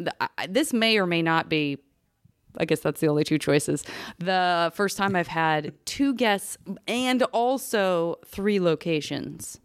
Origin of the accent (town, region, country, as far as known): Tucson, Arizona, United States; moved away